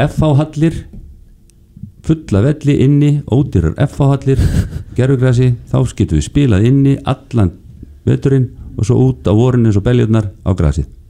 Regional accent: Iceland

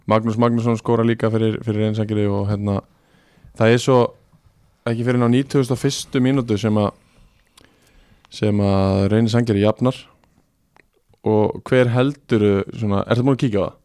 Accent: Iceland; Við erum Íslendingar

